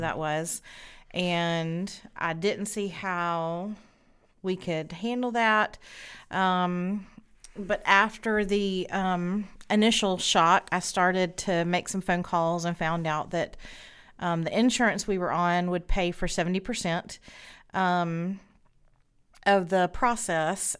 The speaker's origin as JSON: {"language": "English", "town": "Spartanburg", "region": "South Carolina", "country": "United States", "tie": "born or raised there", "said": "I have grown up here in Spartanburg"}